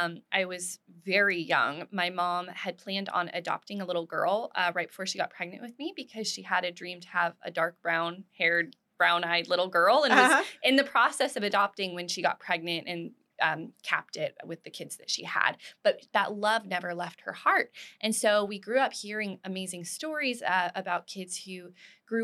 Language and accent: English; Dallas, Texas, United States; moved away as an adult; also born or lived in Tulsa, Oklahoma / Denver, Colorado; now in Waco, United States; I was born in Dallas.